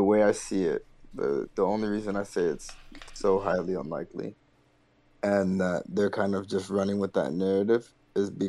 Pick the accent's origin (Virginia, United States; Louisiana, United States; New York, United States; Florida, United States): Florida, United States; Miami; I'm from Miami.